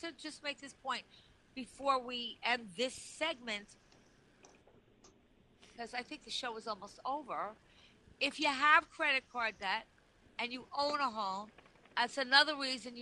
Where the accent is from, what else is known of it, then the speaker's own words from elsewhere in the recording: Long Island, New York, United States; I come from Long Island